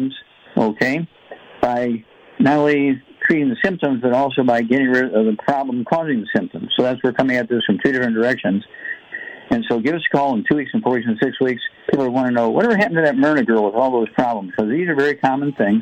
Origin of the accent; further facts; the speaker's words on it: Missouri, United States; Missouri, my home state